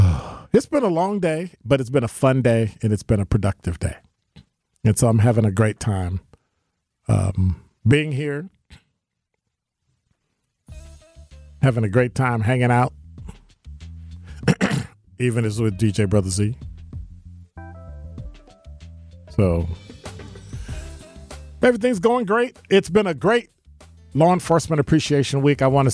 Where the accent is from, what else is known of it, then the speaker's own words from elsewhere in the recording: Illinois, United States; My home state is Illinois.